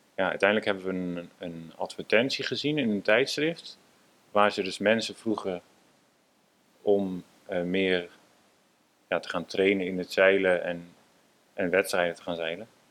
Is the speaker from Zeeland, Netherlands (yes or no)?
no; Amsterdam, North Holland, Netherlands; Ja, ik ben inderdaad eh, geboren in Amsterdam. En ja, altijd op een zeilschip gewoond.